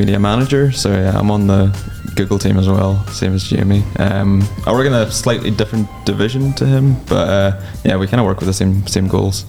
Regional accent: Ireland; I'm just Irish.

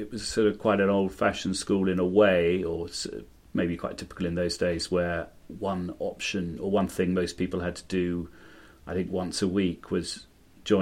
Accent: London, United Kingdom; moved away as an adult; also born or lived in Cuba; now in Caracas, Venezuela; I'm in London at the moment, in the house where I grew up in Wimbledon, in South London

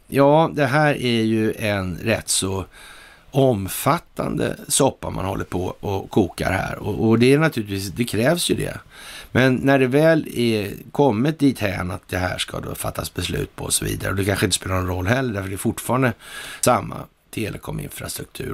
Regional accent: Sweden; här hemma i Sverige

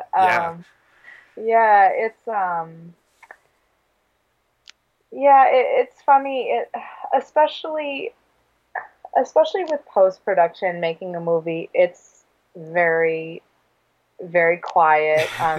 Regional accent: Neenah, Wisconsin, United States; also born or lived in Grand Rapids, Michigan / Madison, Wisconsin / Door County, Wisconsin; I was born in Michigan in Grand Rapids, but I've lived in Wisconsin since I was like 2 years old.

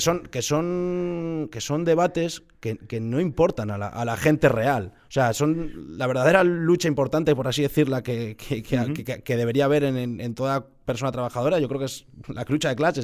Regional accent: Villacarriedo, Cantabria, Spain; somos, pasiegos, somos de Villacarriedo

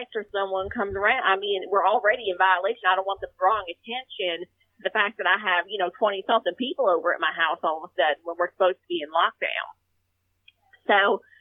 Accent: Texas, United States; I grew up in Texas

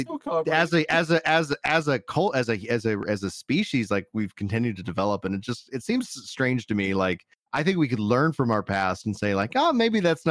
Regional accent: Fort Worth, Texas, United States; accent: Central Texas; I got my Tech Central accent

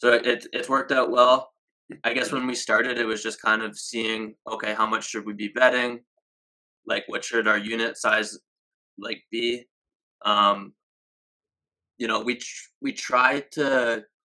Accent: Canada; we're both Canadian

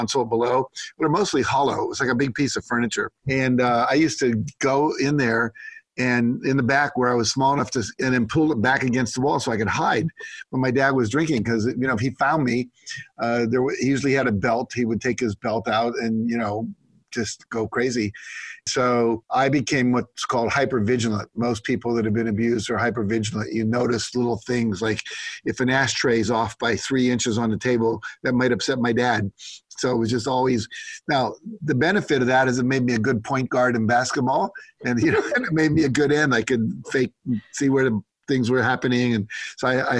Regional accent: West Virginia, United States; I grew up in West Virginia primarily.

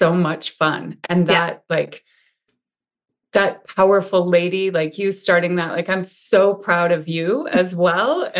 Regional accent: Montana, United States; now in Ligonier, United States; I was born and raised in Montana.

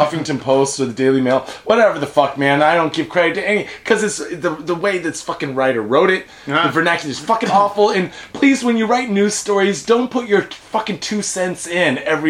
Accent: Idaho, United States; In the case of, I'm from Idaho.

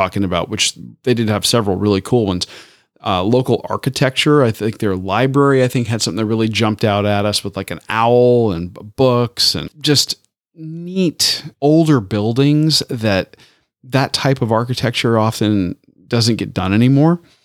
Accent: Tampa, Florida, United States; where I grew up in Tampa.

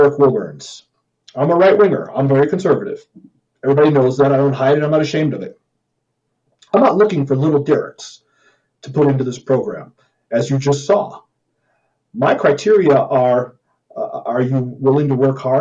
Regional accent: Missouri, United States; I'm from Missouri

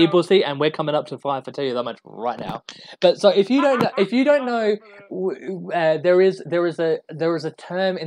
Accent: Australia; now in United Kingdom; I'm an Australian living in the UK

